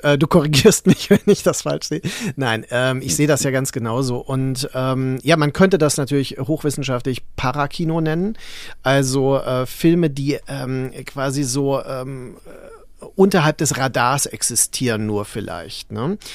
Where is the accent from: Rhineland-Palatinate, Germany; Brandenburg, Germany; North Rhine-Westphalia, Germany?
Rhineland-Palatinate, Germany; Mainz; Ich bin ja in Mainz aufgewachsen